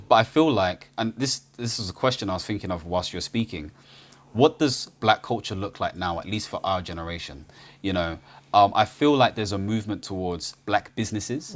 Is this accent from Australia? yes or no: no; United Kingdom; I'm Ghanaian British